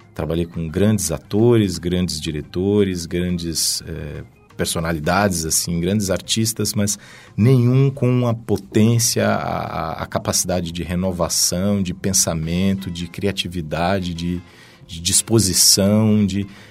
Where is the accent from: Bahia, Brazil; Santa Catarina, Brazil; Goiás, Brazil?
Goiás, Brazil; Goiânia; moved away as an adult; now in São Paulo, Brazil; venho de Goiânia, né, capital de Goiás, até fiquei lá até os meus 18 anos